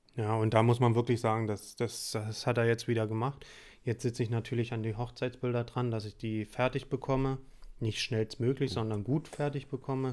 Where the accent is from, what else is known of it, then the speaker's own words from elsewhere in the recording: Saxony, Germany; now in Heidelberg, Germany; ich komme ja auch aus Sachsen ursprünglich